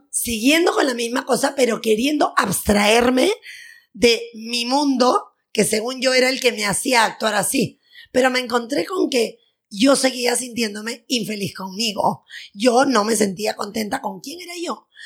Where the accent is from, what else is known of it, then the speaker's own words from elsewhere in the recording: Lima, Peru; nací, soy peruana, nací en Lima, tengo 43 años